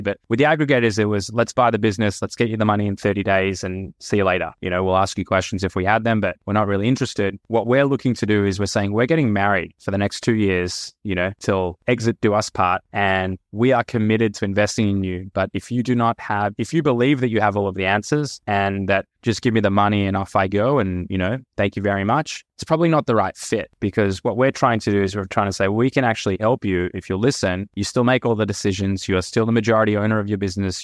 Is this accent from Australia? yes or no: yes; Australia; moved away as an adult; also born or lived in United States; now in Tel Aviv, Israel; I am Australian. Hopefully my accent still comes through, but I spent the last ten years in the U S and, and now Tel Aviv